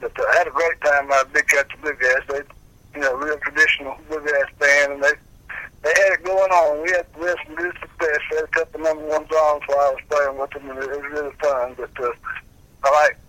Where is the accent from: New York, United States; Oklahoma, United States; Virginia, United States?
Virginia, United States; Fries; also born or lived in Danville, Virginia; I was born and raised in Freeds, Virginia, which around Galax